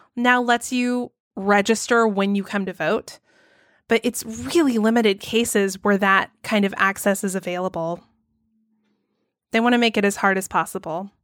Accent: Georgia, United States; my home state of Georgia

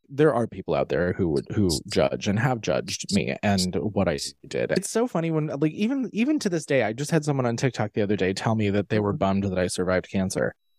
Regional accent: United States; my origin stories of growing up in Amish country. I was not Amish, but we were surrounded by them when I was growing up.

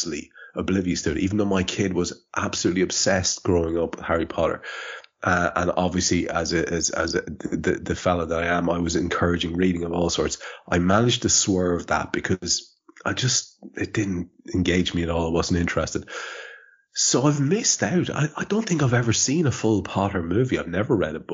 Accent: Ireland; I'm Irish

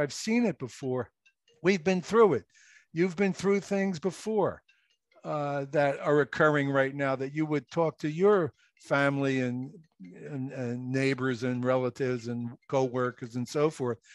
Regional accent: Philadelphia, Pennsylvania, United States; moved away as an adult; also born or lived in Okinawa; now in New Jersey, United States; I grew up in Philadelphia, lived in the row house

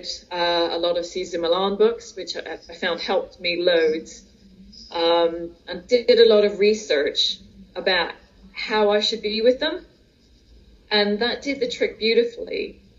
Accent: United States; now in United Kingdom; I'm from the States originally, and we moved over to the UK in 1980.

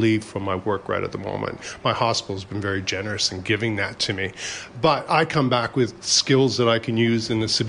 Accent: Canada; moved away as an adult; now in Brisbane, Australia; Yeah, I'm actually a Canadian by birth. I've been in Australia since 1994, at Christmas time.

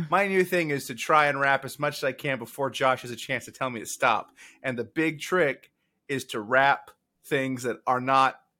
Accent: California, United States; My dad is Mexican, and I'm from California.

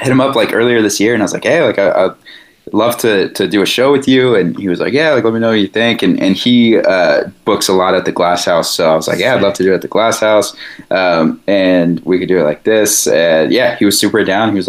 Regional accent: Corona, California, United States; i grew up in the IE like i grew up in Corona and um mm like Corona Riverside area.

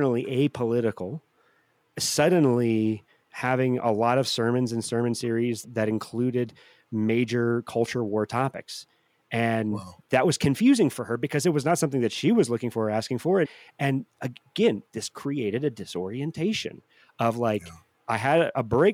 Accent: St. Louis, Missouri, United States; I grew up in St. Louis

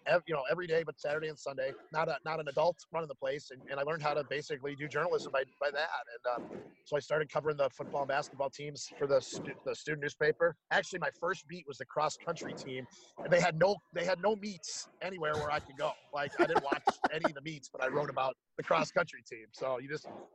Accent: Chicago, Illinois, United States; also born or lived in Athens, Ohio / Corning, New York; now in Green Bay, United States; I grew up in Chicago.

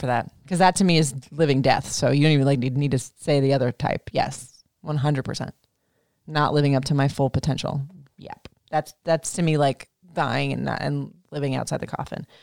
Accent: Florida, United States; I grew up in Florida

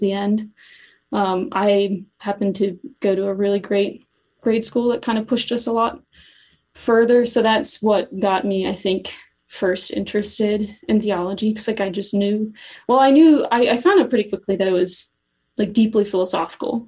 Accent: Cincinnati, Ohio, United States; also born or lived in Steubenville, Ohio; I grew up in Cincinnati and then I went to Steubenville for college

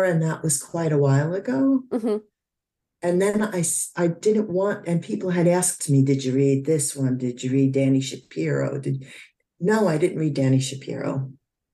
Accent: Lyndhurst, New Jersey, United States; moved away; my hometown in Lyndhurst, New Jersey

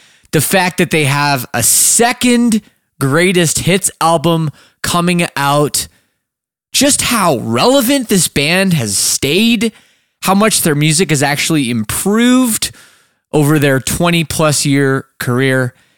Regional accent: Toronto, Ontario, Canada; moved away as an adult; now in Windsor, Canada; I'm from Toronto area. Like grew up in the suburbs, lived downtown for a long time

